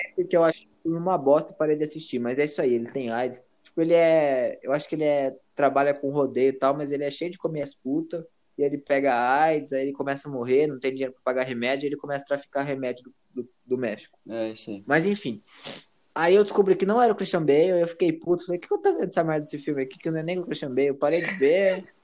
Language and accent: Portuguese; Brazil; Eu, como um bom brasileiro